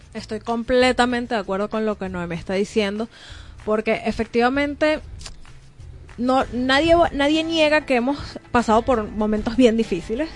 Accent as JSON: {"language": "Spanish", "country": "Venezuela", "said": "somos de Venezuela, salimos al resto del mundo"}